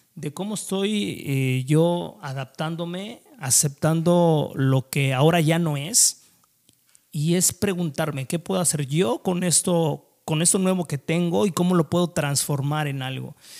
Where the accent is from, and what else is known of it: Mexico